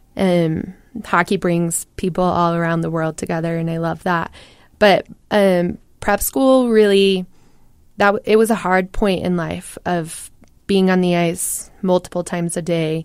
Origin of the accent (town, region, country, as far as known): Utah, United States; born or raised there